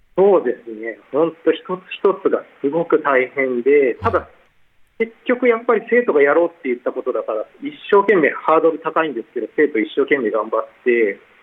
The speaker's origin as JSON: {"language": "Japanese", "region": "Kanagawa", "country": "Japan", "tie": "born or raised there", "also_born_or_lived": "Norway / Europe", "moved": "as an adult", "lives_now": "Fukui, Japan", "said": "私は神奈川県出身で"}